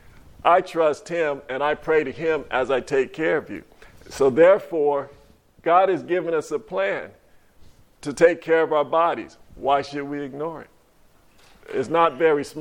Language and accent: English; California, United States; now in Monticello, United States; I'm from California